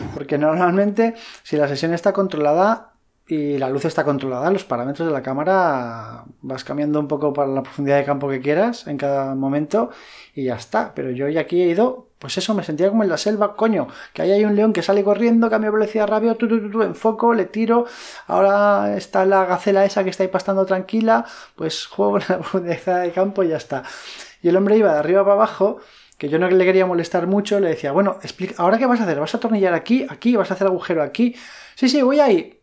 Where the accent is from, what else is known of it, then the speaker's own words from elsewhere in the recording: Madrid, Community of Madrid, Spain; now in Valencia, Spain; yo no soy de Valencia, eh, yo soy de Madrid y cuando me vine a vivir aquí